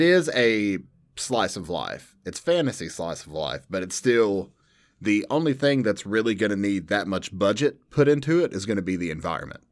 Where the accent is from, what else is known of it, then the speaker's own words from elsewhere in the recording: Southern, United States; accent: Southern; my overly Southern accent